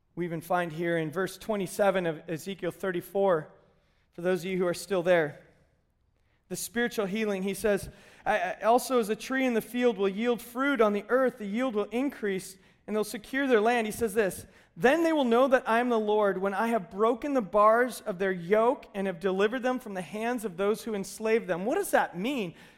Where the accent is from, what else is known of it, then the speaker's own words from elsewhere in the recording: United States; we, as modern American Christians